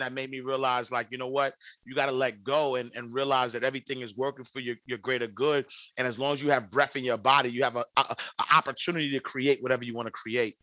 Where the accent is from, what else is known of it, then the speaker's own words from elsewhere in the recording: New York City, New York, United States; I'm from the St. Nicholas housing projects in New York City.